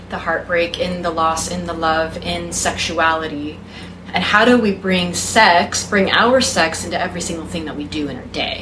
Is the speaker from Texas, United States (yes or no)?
yes; Texas, United States; was raised in the South, I was raised in Texas